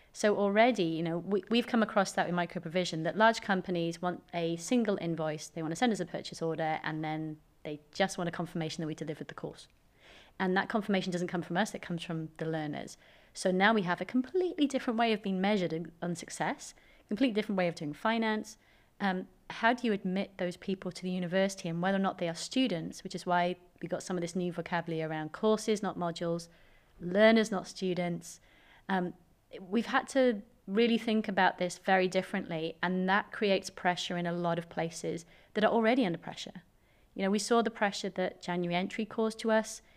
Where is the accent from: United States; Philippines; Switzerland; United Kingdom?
United Kingdom; Swansea, Wales; I'm just a Swansea girl.